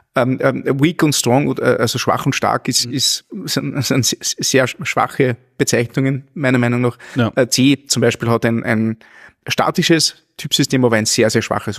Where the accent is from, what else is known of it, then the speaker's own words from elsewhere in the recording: near Linz, Upper Austria, Austria; ich komme aus der Nähe, Nähe von Linz